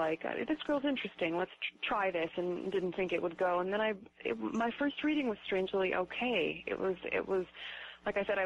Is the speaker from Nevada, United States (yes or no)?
yes; Reno, Nevada, United States; I grew up in Reno